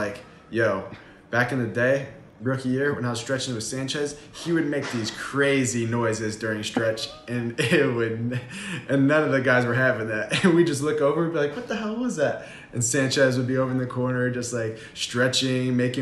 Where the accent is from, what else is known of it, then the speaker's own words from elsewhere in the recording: Ohio, United States; moved away as an adult; also born or lived in North Carolina; growing up in Ohio, it's the Buckeye State